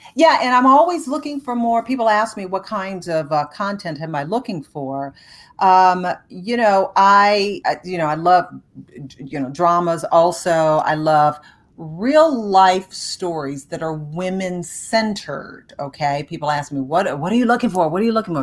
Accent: Detroit, Michigan, United States; moved away; my hometown of Detroit

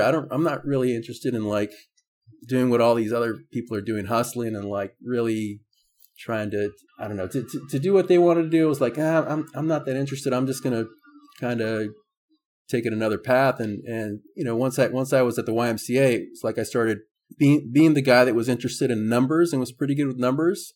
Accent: San Diego, California, United States; born and raised in San Diego

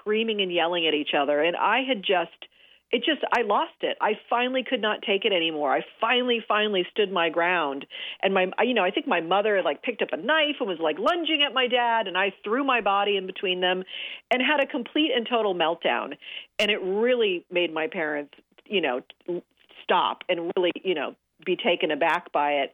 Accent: Los Angeles, California, United States; I grew up here in Los Angeles

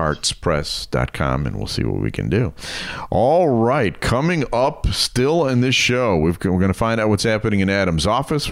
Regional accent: Germany; now in United States; I grew up in Germany

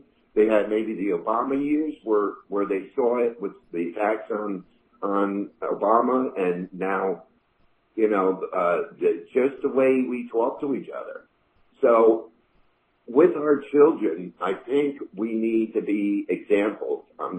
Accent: Kannapolis, North Carolina, United States; I mentioned I was from Kannapolis

